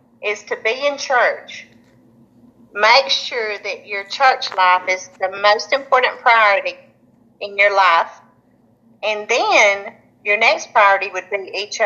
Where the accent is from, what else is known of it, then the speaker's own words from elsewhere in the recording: Springville, Alabama, United States; I was born in Springville, Alabama, and went to Springville schools all of my life